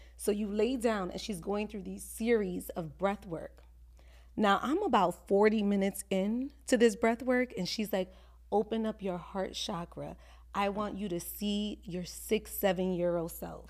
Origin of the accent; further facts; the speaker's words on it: New York City, New York, United States; now in Orlando, United States; I'm from the Bronx